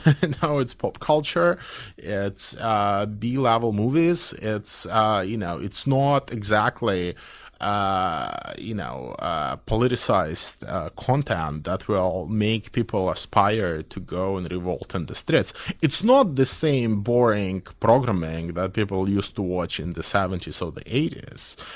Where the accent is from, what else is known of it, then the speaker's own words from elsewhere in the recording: Belarus; I come from Belarus